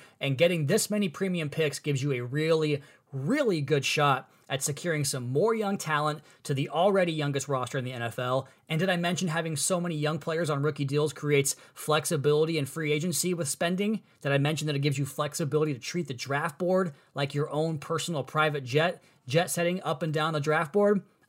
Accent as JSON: {"language": "English", "town": "Seattle", "region": "Washington", "country": "United States", "said": "I'm a Northwest guy myself. I'm from the Seattle area."}